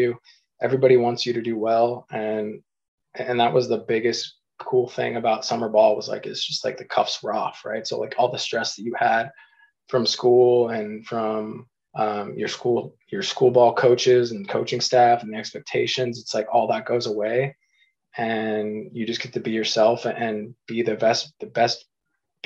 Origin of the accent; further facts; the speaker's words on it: Eastern Washington, United States; growing up in Eastern Washington